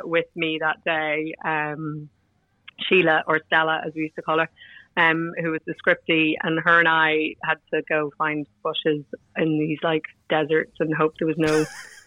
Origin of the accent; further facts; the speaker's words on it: Monaghan, County Monaghan, Ireland; now in Glasgow, United Kingdom; I grew up in Monaghan